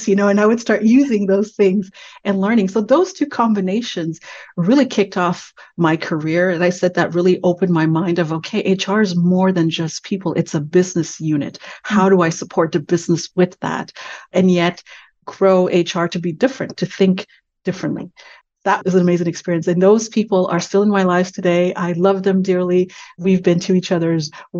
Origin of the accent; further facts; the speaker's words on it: Canada; I'm Canadian